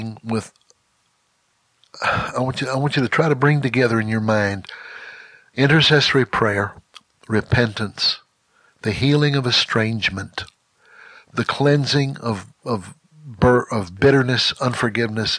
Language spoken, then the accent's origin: English; Mississippi, United States; moved away as an adult; now in Texas, United States; I was born and raised in Mississippi, but I grew up in Texas